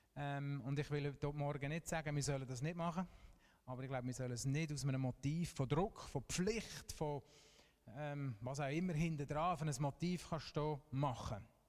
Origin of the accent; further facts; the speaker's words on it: Switzerland; wir dürfen ausnahmsweise auch als Schweizer stolz sein auf unsere Fußballmannschaft